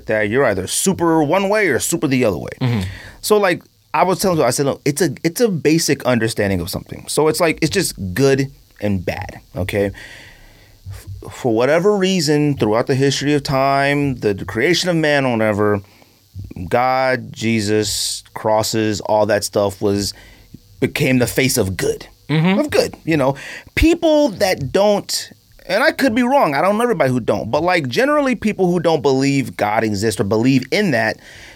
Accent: California, United States; growing up in California

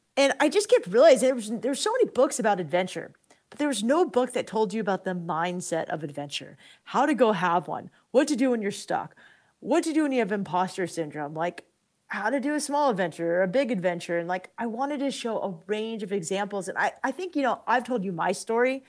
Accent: San Diego, California, United States; I grew up in La Jolla

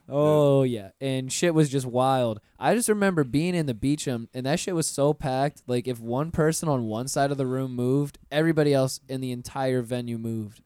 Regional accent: Pensacola, Florida, United States; I grew up in Pensacola, which is a ten minute drive away from Alabama, state lines.

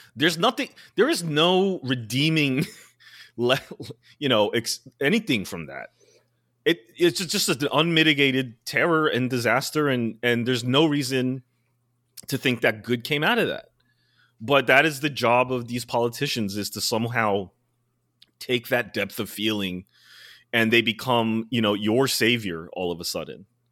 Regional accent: New York City, New York, United States; as a New Yorker

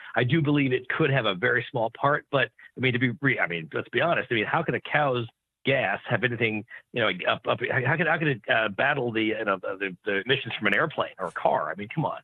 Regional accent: Garden City, New York, United States; born or raised there; moved away

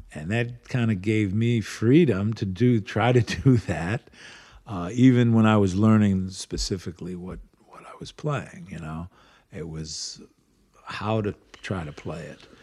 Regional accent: Cleveland, Ohio, United States; growing up around Cleveland

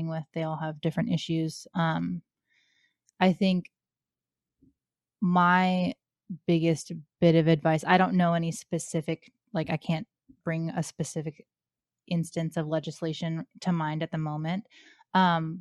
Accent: Atlanta, Georgia, United States; I grew up in Atlanta, Georgia

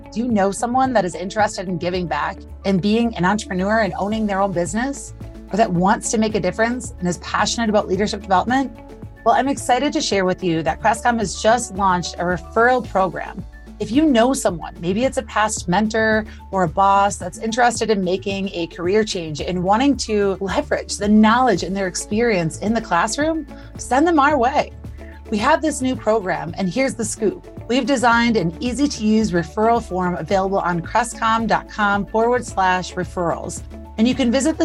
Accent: Little Chute, Wisconsin, United States; I'm from Little Chute, Wisconsin

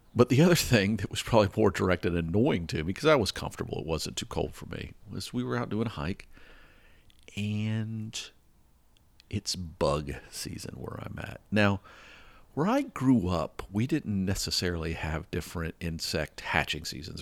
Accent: the South, United States; moved away; I grew up in the South

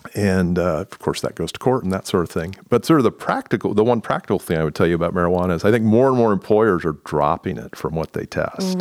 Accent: Indiana, United States; moved away as an adult; now in Columbus, United States; I grew up in Indiana

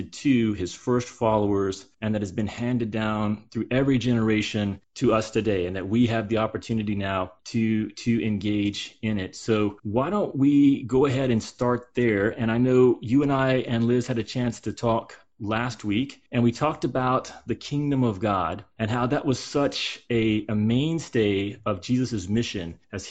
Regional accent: the South, United States; I grew up in the South, in the Bible Belt

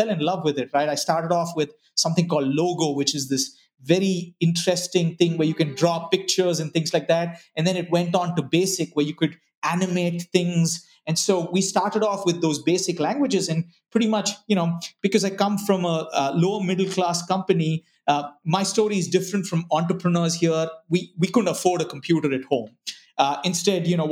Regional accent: Bangalore, Karnataka, India; moved away; also born or lived in Ranchi, Jharkhand, India; So, you know, we moved to Bangalore, and I spent most of my life growing up in Bangalore

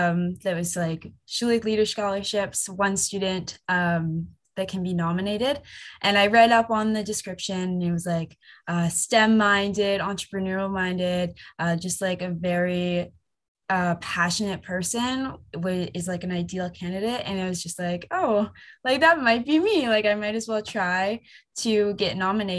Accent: Waterdown, Ontario, Canada; I am originally from Hamilton, a small town called Waterdown.

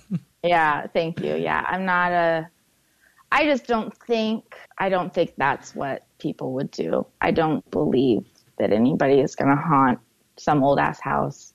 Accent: Portland, Oregon, United States; Portland, which is my hometown, Portland, Oregon

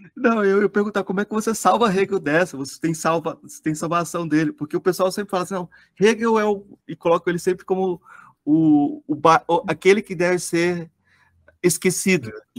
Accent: Goiás, Brazil; eu sou goiano

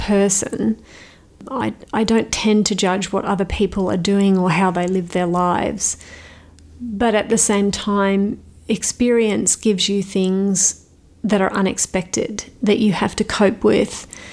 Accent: Australia; moved away; an Australian author

